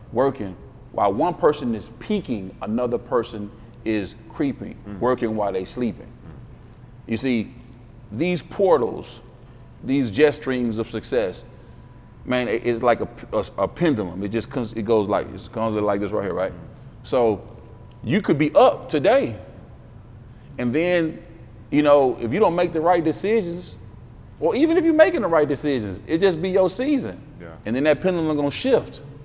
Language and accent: English; Memphis, Tennessee, United States; I'm from North Memphis.